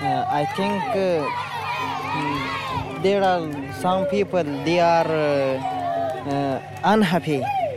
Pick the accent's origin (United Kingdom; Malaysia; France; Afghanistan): Afghanistan; English is a second language; moved away; Yes, and me, I'm from Afghanistan.